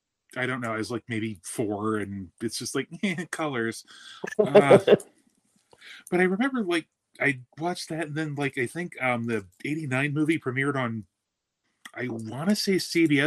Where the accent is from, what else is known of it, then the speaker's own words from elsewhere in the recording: Toledo, Ohio, United States; also born or lived in Bucyrus, Ohio; I was born in Toledo, moved out to the middle of nowhere when I was 13.